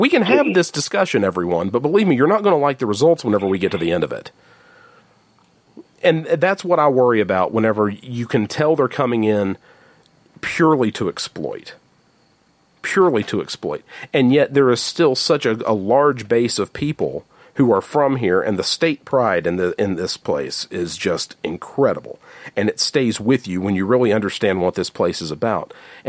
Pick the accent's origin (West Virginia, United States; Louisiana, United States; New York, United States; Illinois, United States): West Virginia, United States; There are people who absolutely do not believe that I'm from West Virginia because of the way I talk.